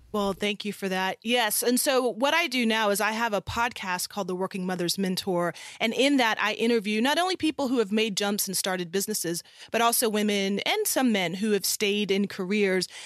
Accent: South Carolina, United States; moved away as an adult; also born or lived in California; I'm originally from South Carolina, and I'm the child of a Ghanaian immigrant and an American mother

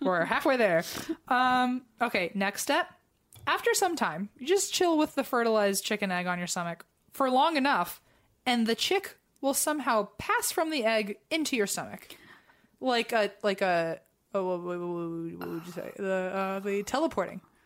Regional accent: United States; accent: very American; in my very American accent

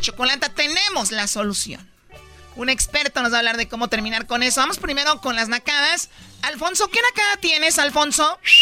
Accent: Tepatitlán, Jalisco, Mexico; soy de Tepatitlán, ahí no escuchamos música grupera

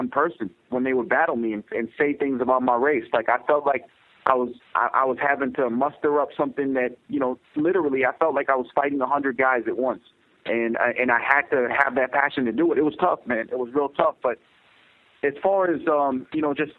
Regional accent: Pakistan; I'm a doctor, I'm Pakistani, and I'm an MC.

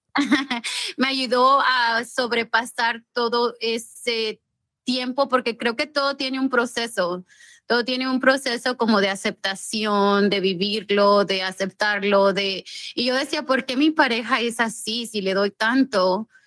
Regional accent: Mexico; also born or lived in Los Angeles, California, United States; now in Rancho Cucamonga, United States; Yo soy nacida eh. y criada en México

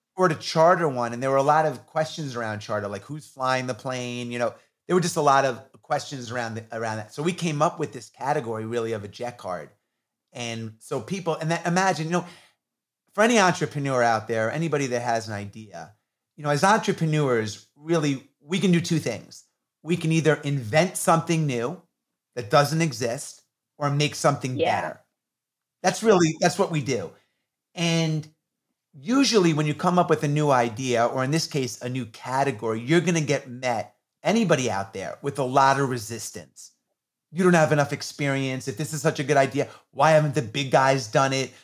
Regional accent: New York, United States; I grew up in New York in the 80s when hip hop was coming on the scene

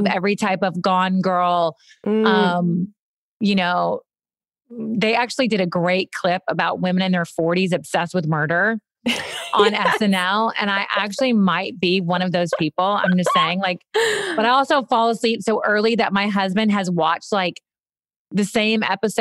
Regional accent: Kentucky, United States; I went to Kentucky. I walked to my local elementary school

